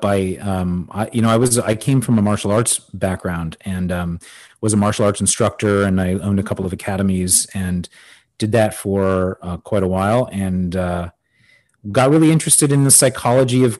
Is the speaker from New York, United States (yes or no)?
no; Los Angeles, California, United States; now in Miami, United States; I actually grew up in Los Angeles